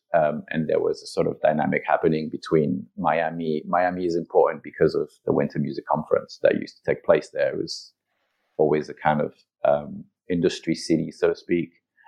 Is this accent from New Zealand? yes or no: no; France; also born or lived in Italy / England / Japan; I was born and raised in Europe, in France and in Italy. I went to university in England. I lived in England for a while. Then I lived in Japan for a while. Then moved back to Europe.